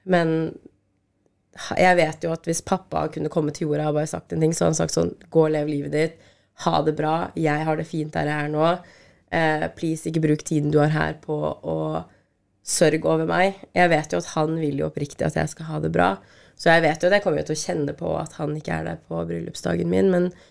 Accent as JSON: {"language": "Norwegian", "country": "Norway", "tie": "born or raised there", "said": "vi er født i Norge"}